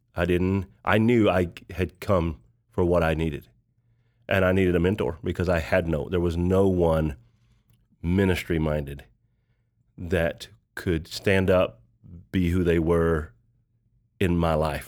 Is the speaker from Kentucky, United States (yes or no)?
yes; Kentucky, United States; moved away as an adult; now in Tulsa, United States; I grew up in a small town in Kentucky, about nine hundred people